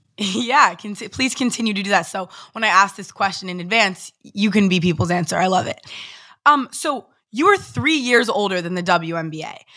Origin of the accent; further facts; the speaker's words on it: Los Angeles, California, United States; I'm an LA girl